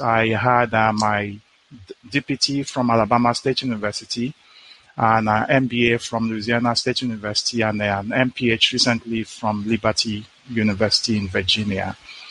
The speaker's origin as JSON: {"language": "English", "country": "Nigeria", "also_born_or_lived": "Kansas, United States / Washington, D.C., United States", "moved": "as an adult", "lives_now": "United States", "said": "I am originally from Nigeria. I went to PT school in Nigeria. I graduated in 1994 with a bachelor's degree from the College of Medicine, University of Lagos. And I worked in Nigeria between 1994 and 2002"}